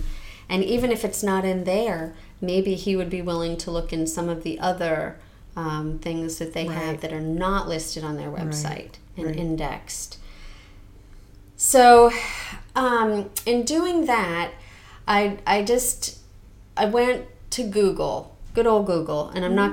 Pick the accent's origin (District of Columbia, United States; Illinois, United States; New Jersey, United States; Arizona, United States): New Jersey, United States; moved away; the town I grew up in New Jersey, we did have a town historian